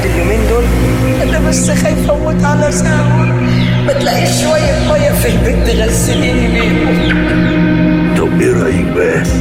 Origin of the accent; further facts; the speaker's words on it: Egypt; لانها بتحكي حياتنا احنا كمصريين حقيقي في وقت معين من الزمن